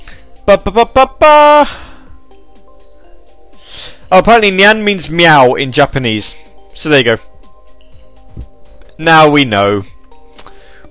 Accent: United Kingdom; I'm in the UK. UK. I mean, I'm from the United Kingdom.

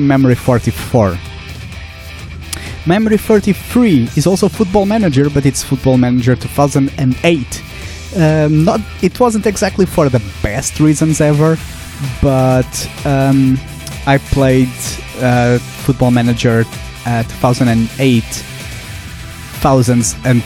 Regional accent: Portugal; the small towns closest to my hometown in Portugal

